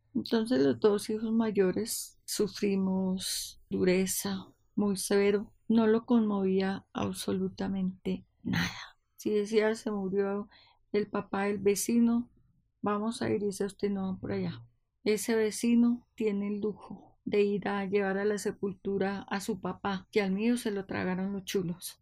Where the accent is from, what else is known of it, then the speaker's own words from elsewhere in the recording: Villarrica, Tolima, Colombia; now in Bogotá, Colombia; Nací en Villarrica, Tolima, en el año 1949